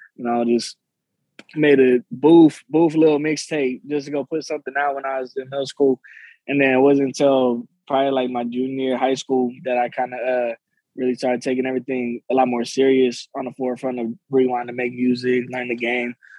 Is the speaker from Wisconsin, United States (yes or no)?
no; Long Beach, California, United States; now in Sacramento, United States; I'm not from Sacramento. I live in Sacramento and, and I love Sacramento, but I'm originally from Long Beach